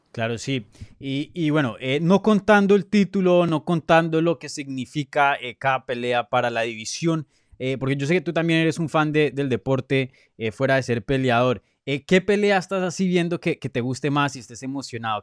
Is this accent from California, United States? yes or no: no; Miami, Florida, United States; also born or lived in Brooklyn, New York; yo crecí aquí, aquí, en Miami, ahora mismo estoy en Miami